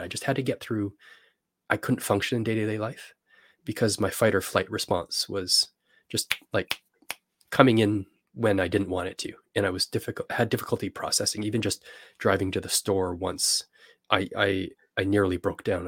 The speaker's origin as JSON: {"language": "English", "country": "Canada", "said": "I'm from Canada"}